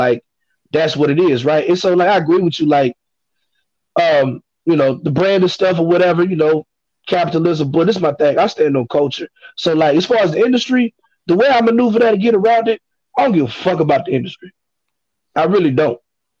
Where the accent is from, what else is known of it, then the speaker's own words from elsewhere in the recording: Baton Rouge, Louisiana, United States; if I'm sending you an email in Chicago saying … I'm from Baton Rouge, the first thing they did is … and …, or …, ….